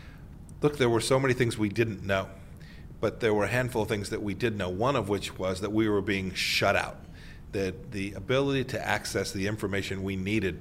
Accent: Kansas, United States; people back in my home state of Kansas

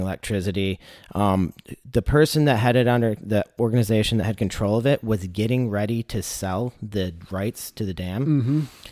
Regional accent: Michigan, United States; I'm from Michigan

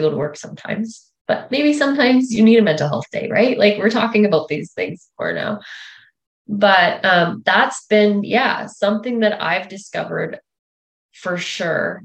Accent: north of Russell, Manitoba, Canada; moved away as an adult; also born or lived in Regina, Saskatchewan; I grew up north of Russell, Manitoba

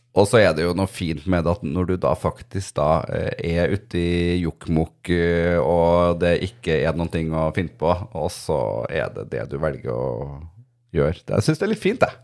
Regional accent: Trøndelag, Norway; also born or lived in Snillfjord; now in Oslo, Norway; når jeg var hjemme i Trøndelag nå

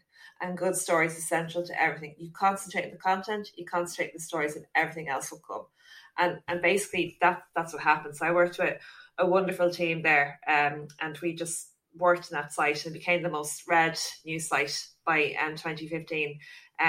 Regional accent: Dublin, Leinster, Ireland; also born or lived in Tullamore, County Offaly; I'm originally from Coolock in North Dublin.

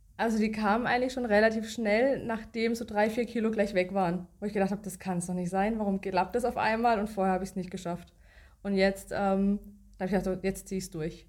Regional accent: Baden-Baden, Baden-Württemberg, Germany; komme aus Baden-Baden

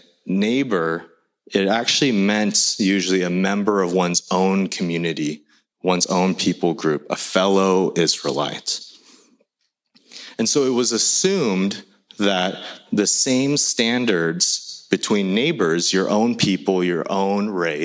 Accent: United States; English is a second language; my family growing up in the States, we immigrated here when I was 3

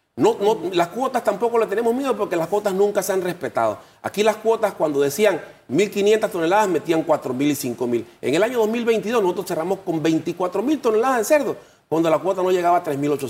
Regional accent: Panama; nosotros como panameños

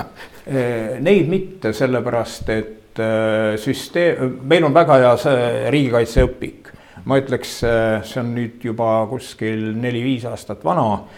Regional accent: western Saaremaa, Saare County, Estonia; ma olen äh, sündinud Saaremaa lääneosas täiesti

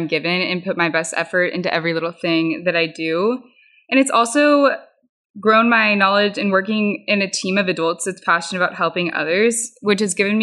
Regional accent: The Woodlands, Texas, United States; I'm also from the Woodlands, Texas.

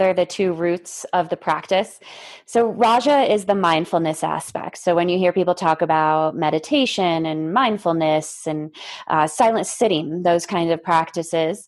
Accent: East Coast, United States; moved away as an adult; now in Lake Tahoe, United States; we grew up in the East Coast

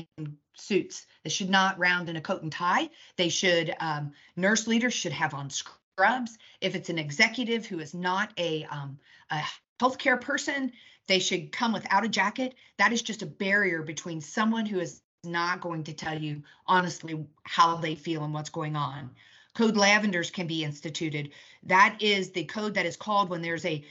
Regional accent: United Kingdom; I'm British

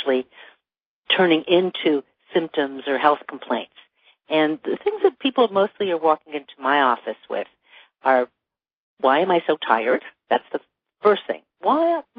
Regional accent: Toronto, Ontario, Canada; now in Los Angeles, United States; I grew up in Toronto.

